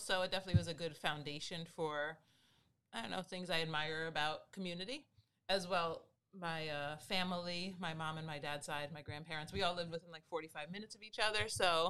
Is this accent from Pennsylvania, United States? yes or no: no; New Jersey, United States; now in San Diego, United States; I grew up in New Jersey, right over the George Washington Bridge.